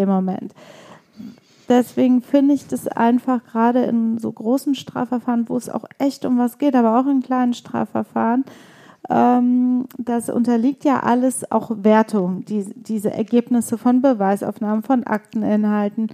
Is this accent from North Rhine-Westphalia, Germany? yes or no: yes; Leverkusen, North Rhine-Westphalia, Germany; auch wie ich in Leverkusen geboren, aber wir beide kommen aus Bosnien, ja. beziehungsweise unsere Eltern